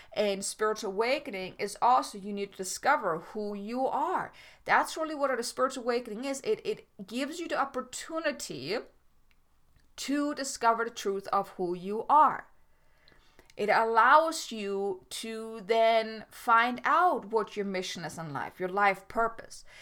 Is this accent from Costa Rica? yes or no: no; Germany; moved away as an adult; I grew up in Germany. I mean, I am German. I didn't come here until I was twenty-four, twenty-five, twenty-five.